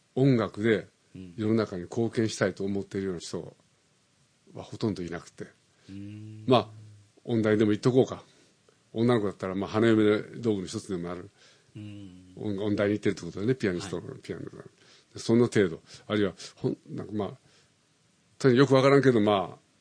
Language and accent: Japanese; Osaka, Japan; moved away as an adult; now in Tokyo, Japan; それから大阪に行って父はなぜかうまいタイミングで赤十字になんか顧問としてなんか入ることできたのね、はい大阪の赤十字病院の、はい、でそれで大阪に引っ越して、僕は9月に生まれたの